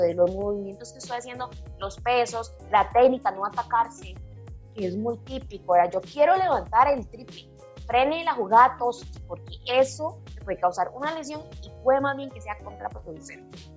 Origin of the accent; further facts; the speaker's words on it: Pérez Zeledón, San José, Costa Rica; Yo soy de Pérez de Don, soy del campo